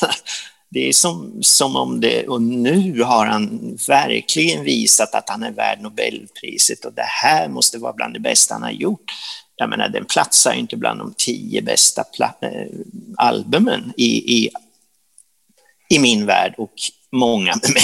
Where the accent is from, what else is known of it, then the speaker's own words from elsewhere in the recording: Sundsvall, Västernorrland County, Sweden; när vi var små i Sundsvall